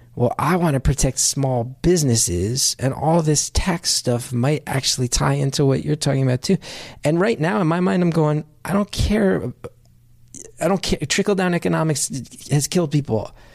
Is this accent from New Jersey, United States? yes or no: yes; New Jersey, United States; growing up in North Jersey, my town, I think, was twelve miles from Manhattan